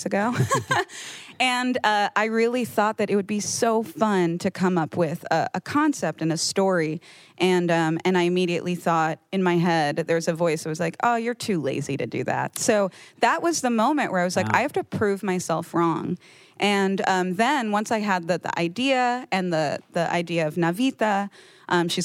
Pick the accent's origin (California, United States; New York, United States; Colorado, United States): New York, United States; New York City; I grew up in the Bronx